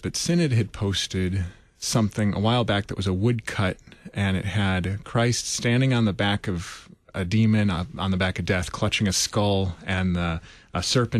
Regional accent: Chicago, Illinois, United States; now in St. Louis area, United States; I grew up in Chicago.

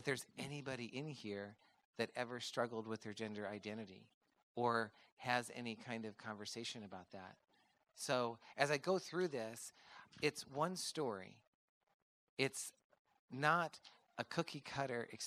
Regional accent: Midwest, United States; I grew up in the Midwest on a farm with four boys

